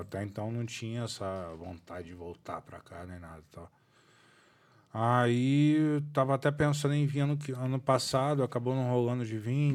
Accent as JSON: {"language": "Portuguese", "region": "Rio de Janeiro", "country": "Brazil", "tie": "born or raised there", "moved": "as an adult", "lives_now": "Dublin, Ireland", "said": "eu cresci aqui do lado da CDD"}